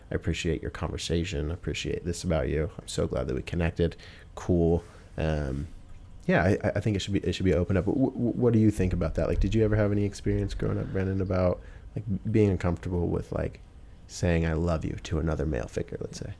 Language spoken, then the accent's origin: English; Pacific Northwest, United States; from here, Pacific Northwest, um, I've always been born and raised here. This is where I'm from.